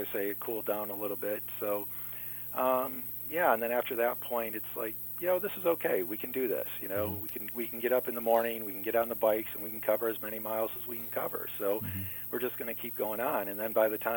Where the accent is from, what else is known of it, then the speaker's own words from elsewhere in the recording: Michigan, United States; we're from Michigan, so it's an incredibly flat state